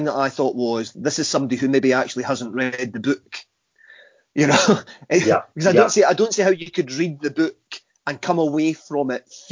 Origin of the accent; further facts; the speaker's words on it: Scotland, United Kingdom; being Scottish